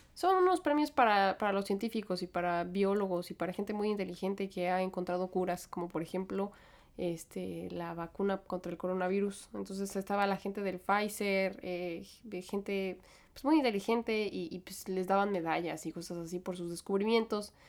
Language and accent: Spanish; Mexico; moved away as an adult; now in New York, United States; yo crecí en México